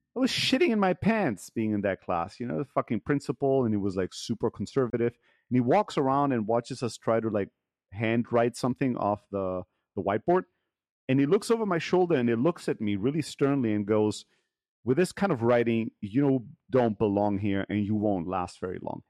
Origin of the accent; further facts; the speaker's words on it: Germany; moved away; I grew up in Germany as an immigrant kid in an immigrant factory worker family